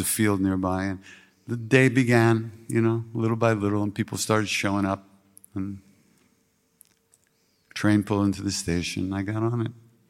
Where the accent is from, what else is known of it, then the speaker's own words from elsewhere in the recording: United States; I came from America. People always know where you are.